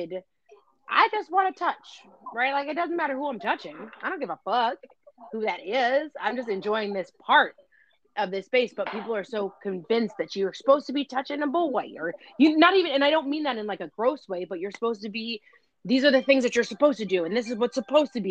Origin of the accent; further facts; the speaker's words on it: New York City, New York, United States; I'm from the Lower East Side